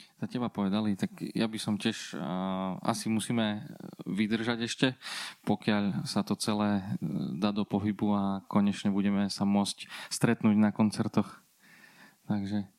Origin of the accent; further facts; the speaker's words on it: Bardejov, Prešov Region, Slovakia; u nás v Bardiove